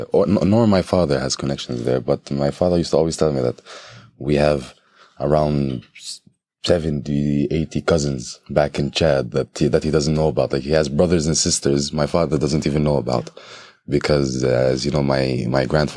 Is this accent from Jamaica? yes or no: no; Jerusalem, Palestine; I am the 3rd generation of Afro-Palestinians in Jerusalem